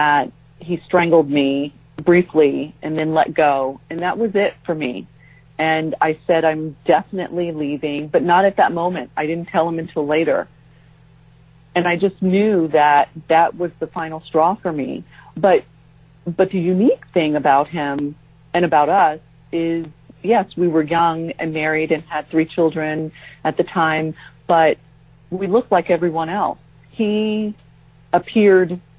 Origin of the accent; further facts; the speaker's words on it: San Diego, California, United States; moved away as an adult; also born or lived in Japan / Jacksonville, Florida; we moved from San Diego, where we had both grown up, to Japan